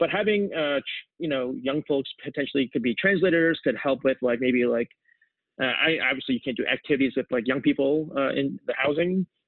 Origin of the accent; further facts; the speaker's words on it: New Jersey, United States; also born or lived in Seoul, South Korea / New York City; as an immigrant kid growing up in New Jersey